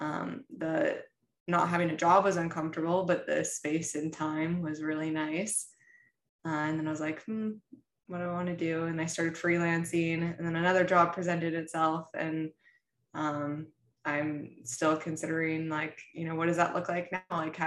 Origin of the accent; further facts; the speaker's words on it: Midwest, United States; I come from the Midwest, very traditional family